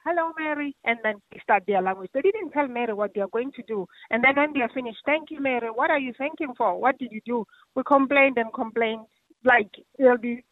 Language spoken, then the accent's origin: English; South Africa; now in Ireland; I'm not Irish, I'm South African.